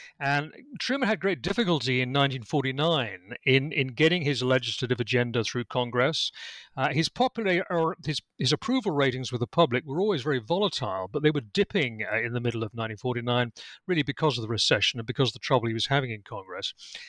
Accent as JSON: {"language": "English", "country": "United Kingdom", "accent": "British", "said": "Well, as I think you can tell from my accent, I'm British. I'm actually speaking to you from my home in Lincolnshire in England."}